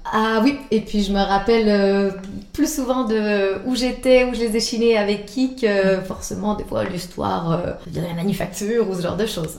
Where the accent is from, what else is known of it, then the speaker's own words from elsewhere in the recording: Quebec, Canada; accent: Québécois; now in Switzerland; mon accent québécois